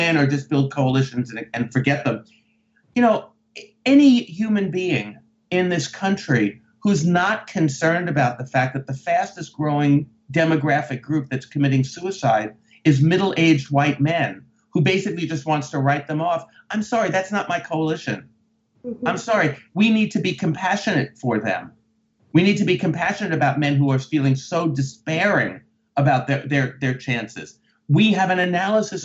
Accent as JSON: {"language": "English", "country": "United States", "said": "being an American"}